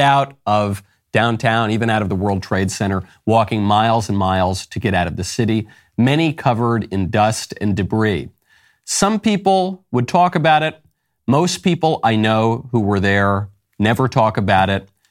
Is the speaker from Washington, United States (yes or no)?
no; New York, United States; Growing up in New York, just north of the city